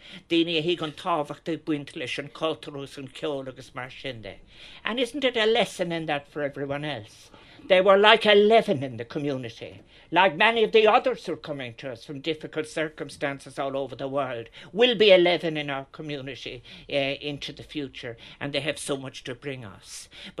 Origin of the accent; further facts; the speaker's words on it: Ireland; This is what is wonderful about, in fact, being Irish in a generous way.